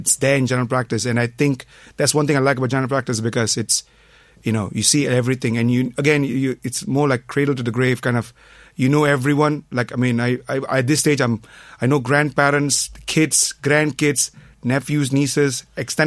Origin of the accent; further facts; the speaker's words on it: Malaysia; moved away as an adult; now in Ireland; I'm from Malaysia. I came to Ireland back in 97